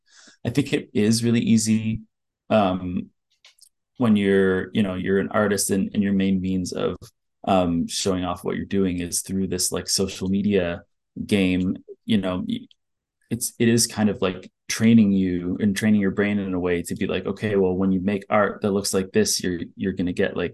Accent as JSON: {"language": "English", "town": "Ottawa", "region": "Ontario", "country": "Canada", "moved": "yes", "lives_now": "Toronto, Canada", "said": "I'm from Ottawa"}